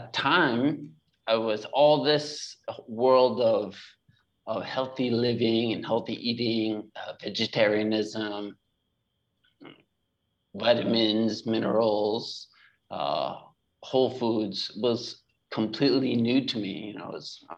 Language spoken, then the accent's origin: English; just outside of Boston, Massachusetts, United States; moved away as an adult; also born or lived in California; now in Bali, Indonesia; I'm from northeast part of the US, just outside of Boston, Massachusetts